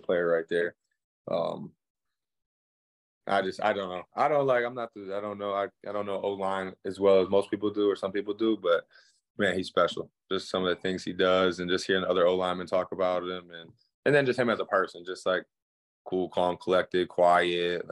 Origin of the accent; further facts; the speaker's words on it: Michigan, United States; I'm from Michigan